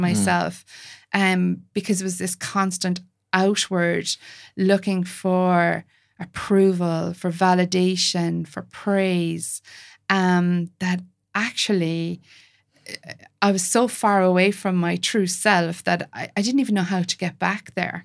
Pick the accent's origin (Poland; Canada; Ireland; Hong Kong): Ireland; I'm an Irish, white, Catholic